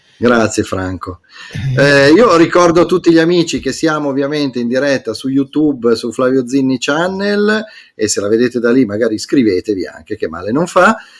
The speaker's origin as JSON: {"language": "Italian", "region": "Emilia-Romagna", "country": "Italy", "said": "tutti i romagnoli perché è una perdita per tutti noi"}